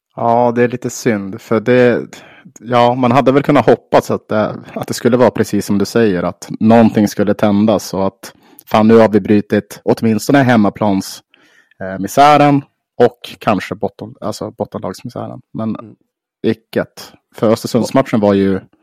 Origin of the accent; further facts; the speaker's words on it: Umeå, Västerbotten County, Sweden; på Marieberg och Mariehem där jag är uppvuxen.